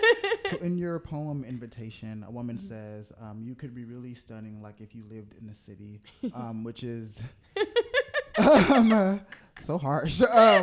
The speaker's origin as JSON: {"language": "English", "town": "Seattle", "region": "Washington", "country": "United States", "tie": "born or raised there", "said": "I'm from Seattle"}